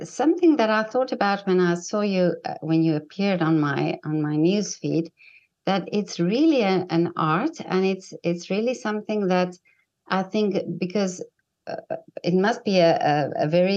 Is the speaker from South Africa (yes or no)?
yes; South Africa; I'm from South Africa